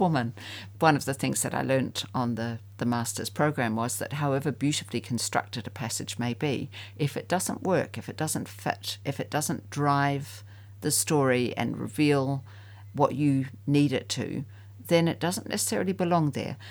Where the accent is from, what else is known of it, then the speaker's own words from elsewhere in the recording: New Zealand; I'm a New Zealander